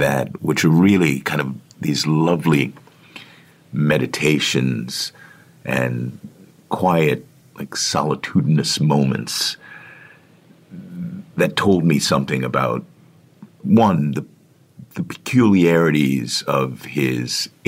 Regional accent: Washington, District of Columbia, United States; Washington, D.C., which is my hometown

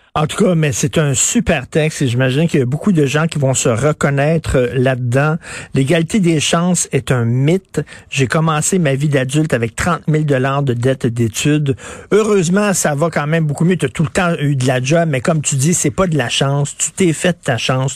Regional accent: Montreal, Quebec, Canada; je viens de Verdun

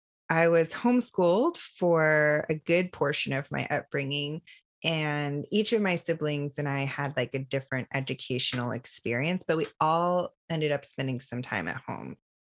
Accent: Georgia, United States; I grew up in the South, and my parents were part of what I call the great migration from the Midwest of the 80s.

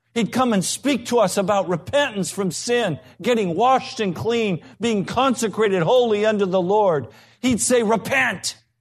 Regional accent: United States; we're American

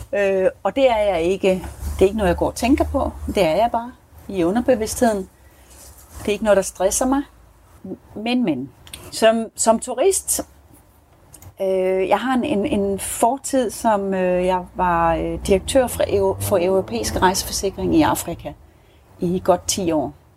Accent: Denmark; now in South Africa; vi har det i Danmark

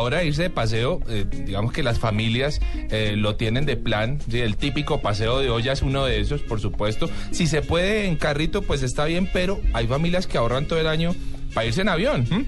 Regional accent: Colombia; como buenos colombianos

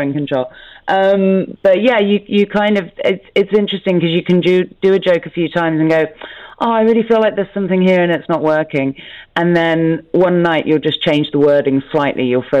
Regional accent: London, United Kingdom; I come from London

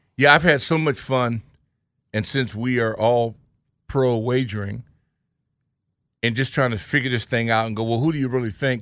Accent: West Coast, United States; I was born on the East Coast, raised on the West Coast

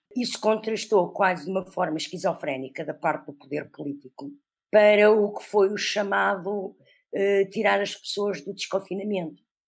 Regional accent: Portugal; como nós, portugueses

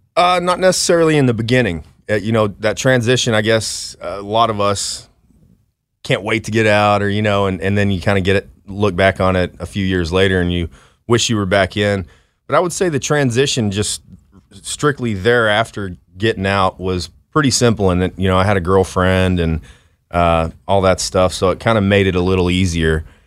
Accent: Dallas, Texas, United States; from Dallas, Texas

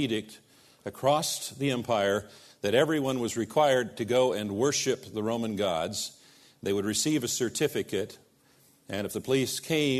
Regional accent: United States; they knew I was from America.

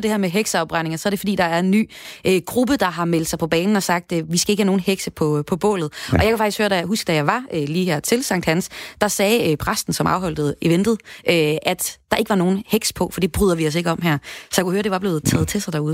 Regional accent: Aalborg, North Denmark Region, Denmark; jeg kommer fra Aalborg

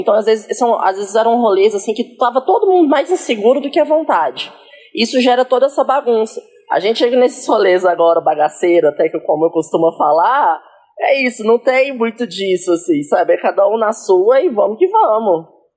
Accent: Caxambu, Minas Gerais, Brazil; now in São Paulo, Brazil; eu sou do sul de Minas, uma cidade ah, lá do interior de Minas Gerais, super homofóbica, é? super, é? tipo, chama Caxambu.

